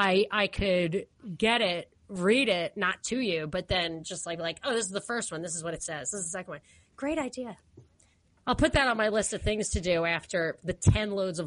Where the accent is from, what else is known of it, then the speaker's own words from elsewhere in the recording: New York, United States; I am from New York